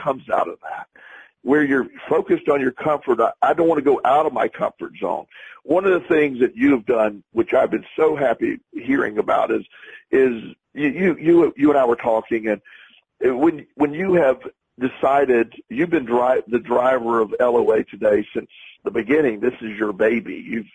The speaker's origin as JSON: {"language": "English", "town": "Plant City", "region": "Florida", "country": "United States", "tie": "born or raised there", "said": "my hometown of Plant City, Florida"}